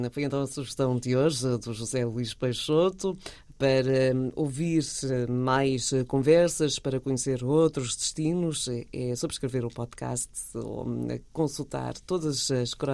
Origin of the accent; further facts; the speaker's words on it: Portugal; Nós crescemos, nascemos, crescemos uh, com estes sabores.